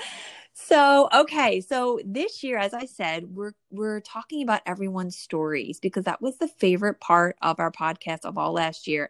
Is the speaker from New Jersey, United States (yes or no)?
yes; New Jersey, United States; I'm from the Northeast and I grew up in New Jersey